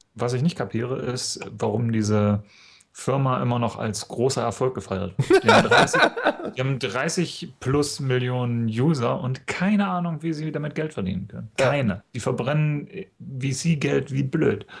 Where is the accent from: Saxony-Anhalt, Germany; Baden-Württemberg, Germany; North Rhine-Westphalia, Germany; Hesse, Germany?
Saxony-Anhalt, Germany; in the Harz; moved away as an adult; now in Munich, Germany; ich komme ja aus Sachsen-Anhalt